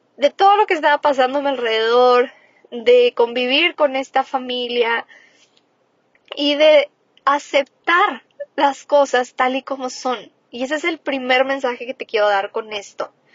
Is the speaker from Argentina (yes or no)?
no; Cuauhtémoc, Mexico; moved away; está en Coutemoc, yo nací en Coutemoc